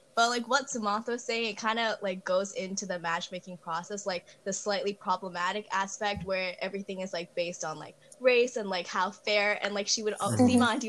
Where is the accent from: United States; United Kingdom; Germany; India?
India; I'm from India